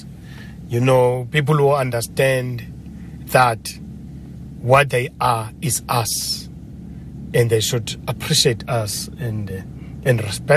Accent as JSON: {"language": "English", "region": "Eastern Cape", "country": "South Africa", "first_language": "Xhosa", "second_language": "English", "moved": "yes", "said": "I'm originally from the Eastern Cape, so I speak Xhosa"}